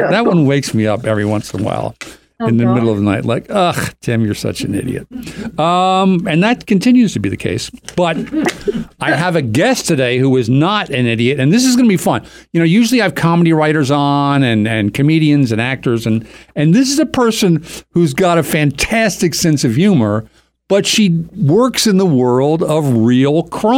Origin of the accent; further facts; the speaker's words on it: Doylestown, Pennsylvania, United States; I'm from Bucks County, Pennsylvania, Doylestown.